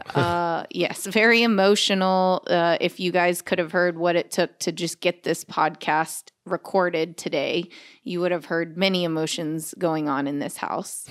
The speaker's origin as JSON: {"language": "English", "town": "Corpus Christi", "region": "Texas", "country": "United States", "also_born_or_lived": "Los Angeles, California", "moved": "yes", "lives_now": "Austin, United States", "said": "We're from Corpus Christi"}